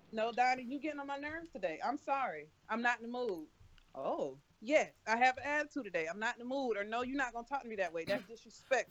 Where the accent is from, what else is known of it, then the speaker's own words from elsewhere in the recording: the South, United States; I was raised in the South completely.